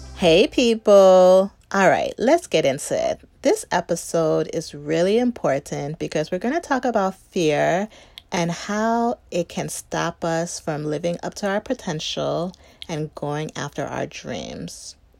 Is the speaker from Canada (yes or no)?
no; Chicago, Illinois, United States; grew up in the suburbs of Chicago